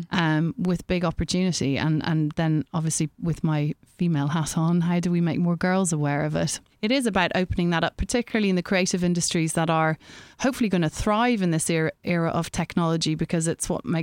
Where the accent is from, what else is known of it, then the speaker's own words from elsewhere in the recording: Ireland; I being Irish